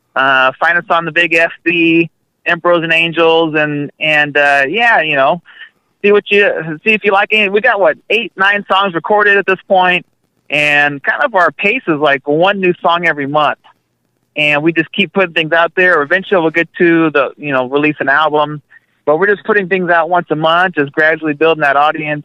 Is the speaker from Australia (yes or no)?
no; Midwest, United States; we're from the Midwest